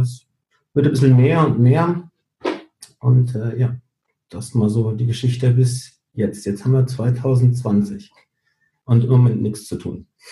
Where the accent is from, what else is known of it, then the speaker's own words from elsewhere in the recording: Gran Canaria, Canary Islands, Spain; moved away; also born or lived in Fuerteventura; ich komme aber ja eigentlich aus Gran Canaria.